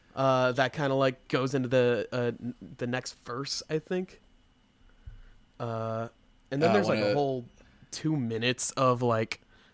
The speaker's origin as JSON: {"language": "English", "town": "Austin", "region": "Texas", "country": "United States", "tie": "born or raised there", "said": "My boys from my hometown."}